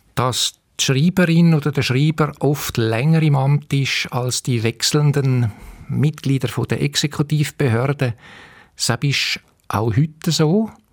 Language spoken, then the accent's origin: German; Winterthur, Zurich, Switzerland; moved away as an adult; now in St. Gallen, Switzerland; ich bin halt in Winterthur aufgewachsen